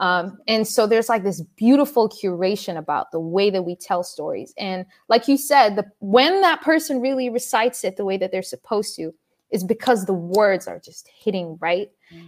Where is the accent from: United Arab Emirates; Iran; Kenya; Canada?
United Arab Emirates; Dubai; also born or lived in Sudan; I'm originally Sudanese and I was born and raised in Dubai.